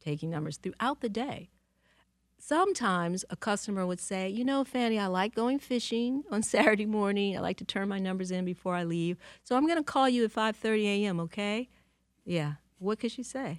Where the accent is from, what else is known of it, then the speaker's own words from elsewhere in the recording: Detroit, Michigan, United States; now in New York, United States; I love Detroit, and I loved growing up here.